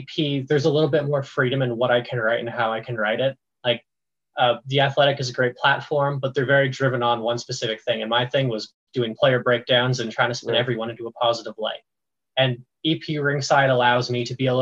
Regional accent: Ontario, Canada; I grew up in the middle of Hockeyville, Ontario

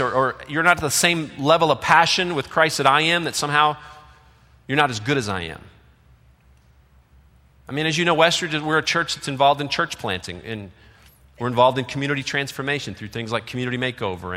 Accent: Detroit, Michigan, United States; moved away; also born or lived in Virginia; I grew up outside of Detroit, and my family, we lived in Detroit, and then in the late 60s, like most other white families, moved out of the city.

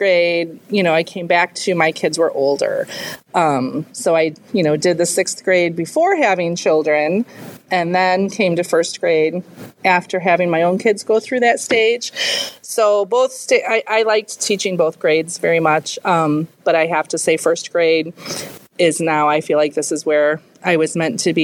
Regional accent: Grand Ridge, Illinois, United States; also born or lived in Ottawa, Illinois; I grew up in Grand Ridge, just a little bit south of here. But I went to Ottawa High School

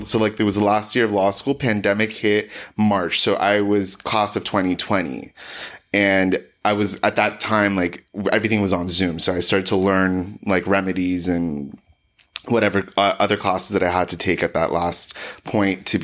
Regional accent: Los Angeles, California, United States; I was born and raised in Los Angeles.

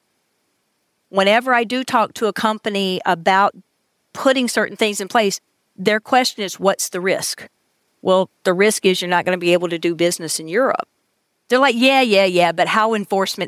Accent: the southern United States, United States; I'm from the United States, very particular, the southern part of the United States, where we talk really funny.

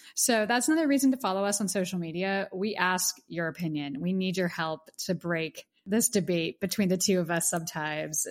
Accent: Pittsburgh, Pennsylvania, United States; now in New York City, United States; Pittsburgh, PA, my hometown

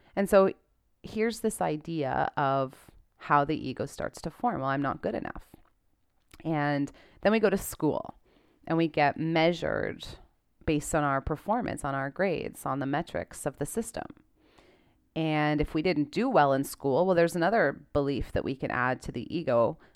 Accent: Canada; I'm a Canadian

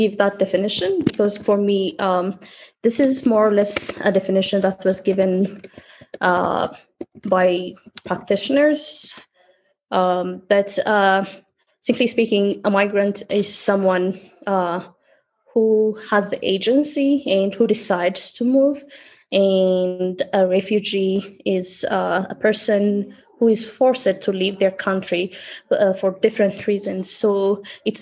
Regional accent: Addis Ababa, Ethiopia; I was born in Addis

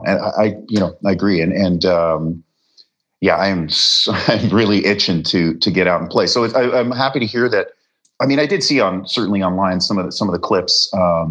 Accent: Canada; moved away as an adult; also born or lived in Wales; now in Los Angeles, United States; I was born in Wales. My parents, you know, were British UK family and they immigrated to Canada

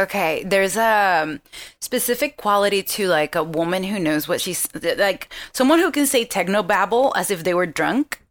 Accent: Venezuela; moved away; I am from Venezuela.

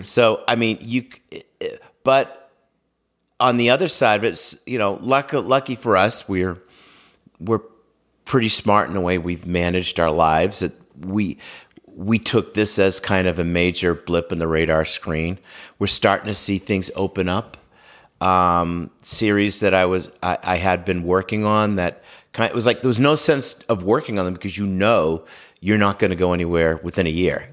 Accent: Norwell, Massachusetts, United States; I grew up in Norwell, Massachusetts, and have lived in the South Shore my entire life

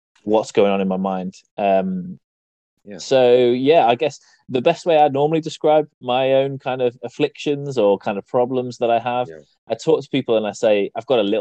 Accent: East Midlands, United Kingdom; I'm from the East Midlands in the UK

